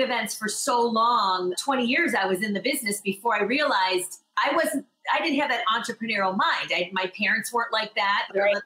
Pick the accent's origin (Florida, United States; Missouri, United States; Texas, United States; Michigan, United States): Michigan, United States; also born or lived in Los Angeles; now in New York, United States; I'm originally from Michigan and I lived in LA for 17 years, and then I'm here now